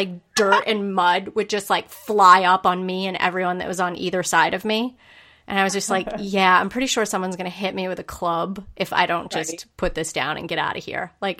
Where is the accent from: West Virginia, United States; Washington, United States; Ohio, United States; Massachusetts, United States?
Massachusetts, United States; And then some friends, because I grew up in Central Mass and I got my start in Boston, actually, at PwC in Boston.